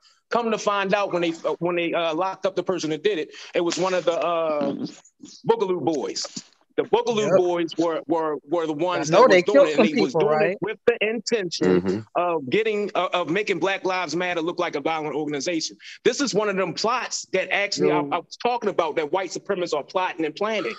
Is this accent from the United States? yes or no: yes; Baltimore, Maryland, United States; I'm from Baltimore.